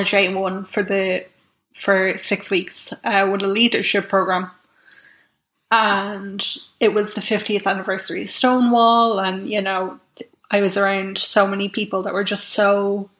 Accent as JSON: {"language": "English", "town": "Navan", "region": "Leinster", "country": "Ireland", "tie": "born or raised there", "said": "I grew up in Navan"}